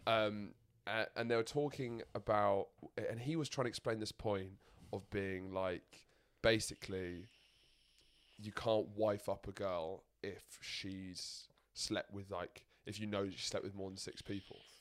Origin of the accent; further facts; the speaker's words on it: London, United Kingdom; I grew up in London